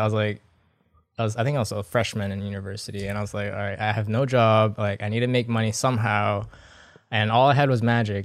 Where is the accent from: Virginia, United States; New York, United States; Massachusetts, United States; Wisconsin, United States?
Massachusetts, United States; Boston; moved away as an adult; also born or lived in Vancouver, Canada / Singapore; now in Pasadena, United States; originally, actually, I'm from Boston, Massachusetts. Grew up there for the longest time